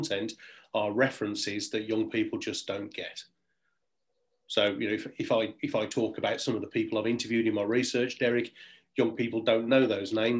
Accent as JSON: {"language": "English", "town": "Birmingham", "region": "West Midlands", "country": "United Kingdom", "tie": "born or raised there", "accent": "Brummie", "moved": "yes", "said": "I am actually in my hometown of Birmingham, home city of Birmingham this evening, because I'm at my dad's house"}